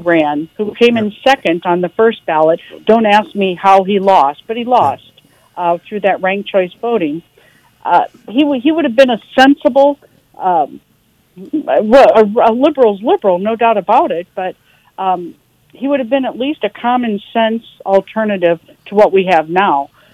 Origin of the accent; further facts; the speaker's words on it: St. Louis, Missouri, United States; I grew up in St. Louis